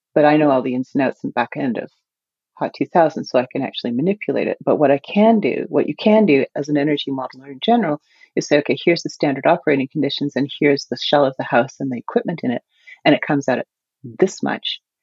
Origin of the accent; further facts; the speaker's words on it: Canada; as a Canadian